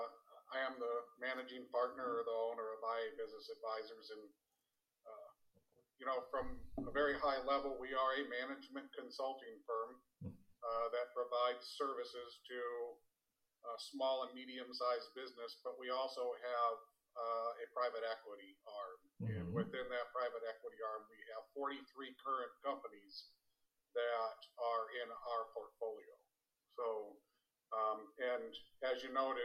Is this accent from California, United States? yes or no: yes; Southern California, United States; I was growing up in Southern California